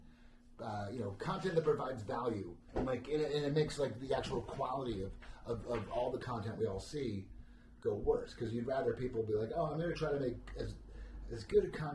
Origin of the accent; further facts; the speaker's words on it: New Jersey, United States; I'm from New Jersey